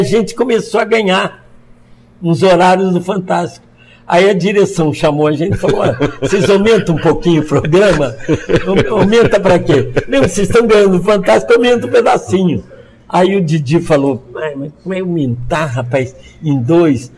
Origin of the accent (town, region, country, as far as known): Niterói, Rio de Janeiro, Brazil; born or raised there; also born or lived in São Paulo; now in Santa Catarina, Brazil